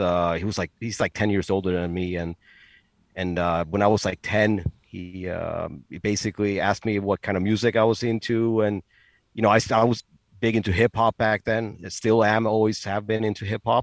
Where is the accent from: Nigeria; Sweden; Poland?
Sweden; Stockholm, Stockholm County; born and raised here in Stockholm. I live like 15 minutes south of downtown Stockholm, and I've lived in Stockholm my entire life